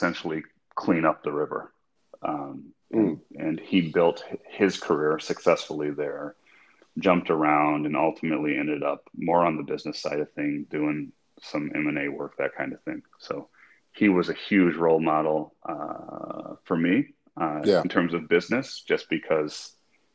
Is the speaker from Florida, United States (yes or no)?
no; Midland, Michigan, United States; I grew up in Midland, Michigan, which is the hometown